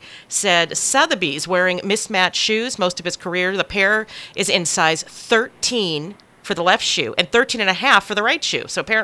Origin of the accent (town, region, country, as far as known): United States; moved away